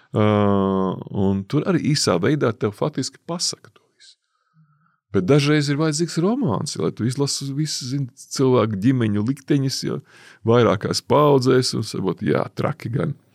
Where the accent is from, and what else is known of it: Latvia